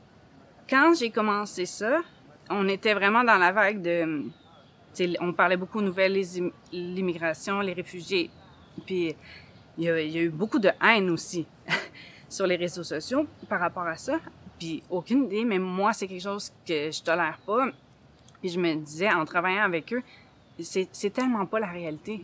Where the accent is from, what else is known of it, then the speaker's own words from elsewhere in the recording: Saint-Eustache, Quebec, Canada; je viens de Saint-Eustache, une petite ville euh, en banlieue de Montréal.